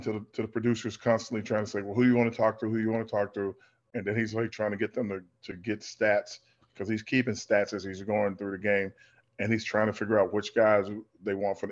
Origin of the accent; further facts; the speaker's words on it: the South, United States; moved away; growing up in the South, where we always helped each other do everything